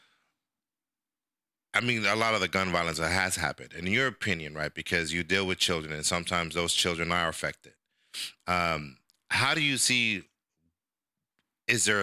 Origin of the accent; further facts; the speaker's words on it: El Salvador; moved away; I'm from El Salvador